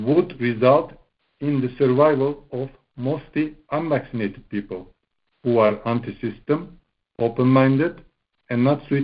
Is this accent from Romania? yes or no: yes; Bucharest, Romania; English is a second language; I'm from Bucharest, Romania